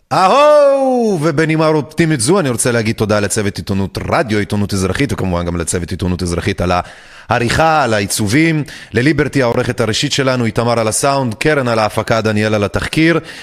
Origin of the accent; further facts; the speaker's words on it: Belarus; now in Israel; גדלנו בתוך גאיות הריגה בבלארוס